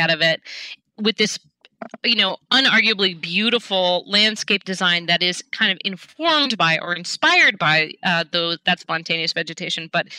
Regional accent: Seattle, Washington, United States; I grew up in Seattle

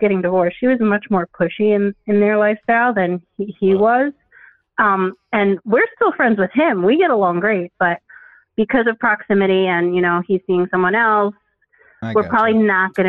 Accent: New York, United States; moved away as an adult; now in Pennsylvania, United States; I just turned 35. I'm currently in Pennsylvania, but that's new. I grew up in New York and was there forever.

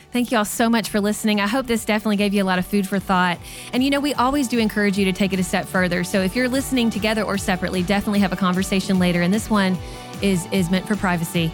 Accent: Kentucky, United States; moved away; we're from Kentucky originally. We say cussing.

